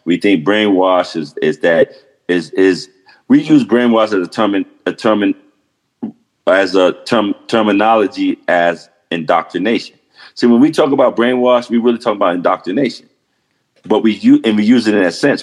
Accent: New York City, New York, United States; I grew up in that kind of atmosphere, growing up in Harlem and 111th Street

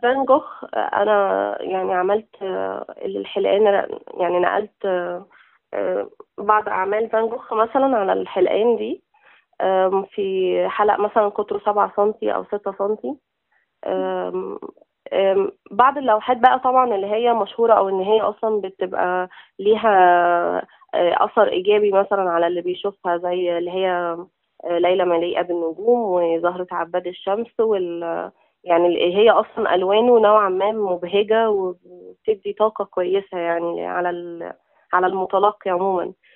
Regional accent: Zarqa, Damietta Governorate, Egypt; moved away as an adult; إحنا من منطقة اسمها الزرقاء. طبعاً محافظة دمياط

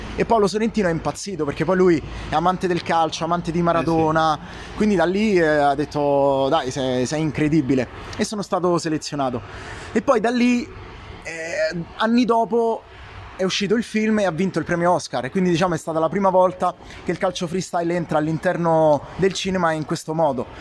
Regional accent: Italy; noi siamo il popolo più ar-, più artista del mondo

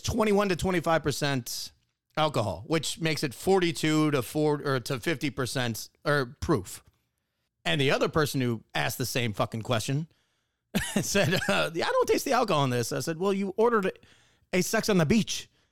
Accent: Wisconsin, United States; moved away; I grew up in Wisconsin.

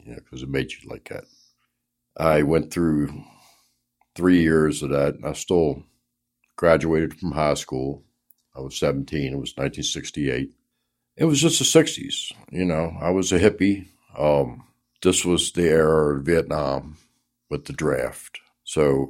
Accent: Baltimore, Maryland, United States; I was born in Baltimore

